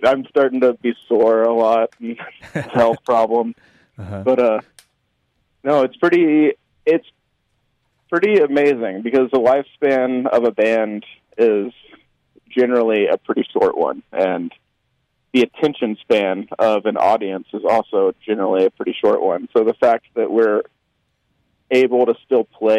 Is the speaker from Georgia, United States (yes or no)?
no; Memphis, Tennessee, United States; I grew up in Memphis